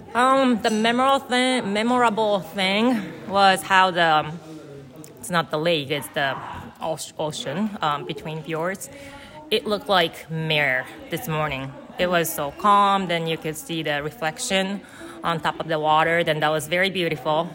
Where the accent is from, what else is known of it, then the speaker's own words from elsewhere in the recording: Sapporo, Hokkaido, Japan; English is a second language; moved away as an adult; also born or lived in Chicago suburbs, United States; now in Chicago, United States; I am originally from Japan. Uh, my hometown is Sapporo, Sapporo, Japan, and I currently live in Chicago suburbs